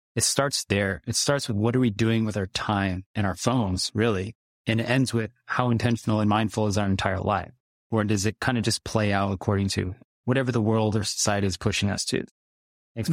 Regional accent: United States; I grew up in America

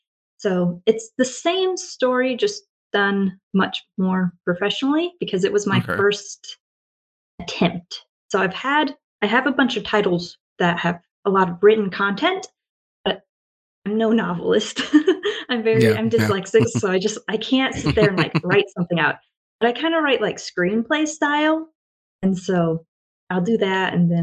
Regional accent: Washington, United States; born or raised there; moved away as an adult; also born or lived in Oregon; now in Japan

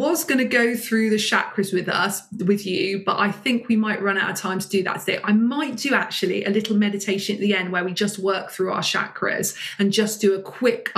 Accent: United Kingdom; as a British woman

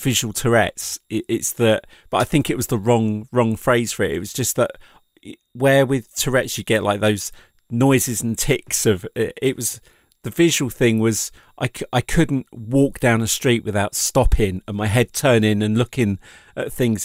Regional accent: England, United Kingdom; being an English person

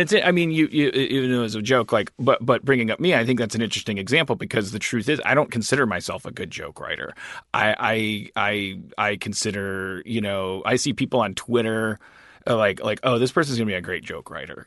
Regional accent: Wisconsin, United States; I'm a white from Wisconsin

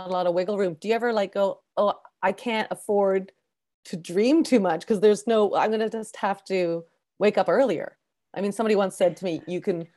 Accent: Canada; I'm first generation Canadian

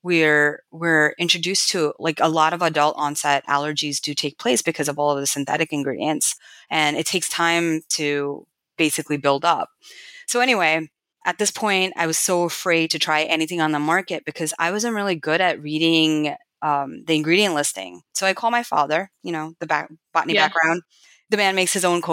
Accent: United States; also born or lived in New York / India / Kerala; growing up in America

